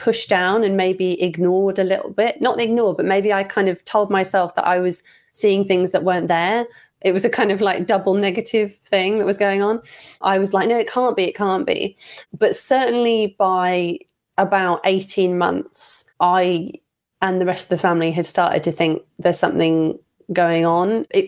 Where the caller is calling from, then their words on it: England, United Kingdom; I'm calling from England, UK